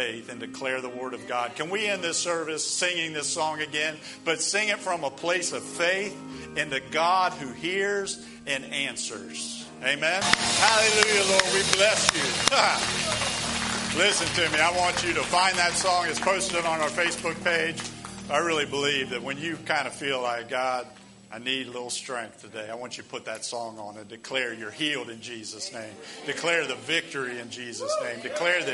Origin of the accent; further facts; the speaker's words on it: United States; us as American Christians